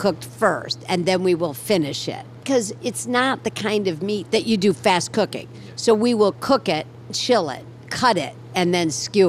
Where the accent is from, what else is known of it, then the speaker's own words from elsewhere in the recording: Toledo, Ohio, United States; Okay, well, I also grew up in, you know, a pretty not that religious family in Toledo, Ohio. But, you know, I went to temple on a couple of holidays.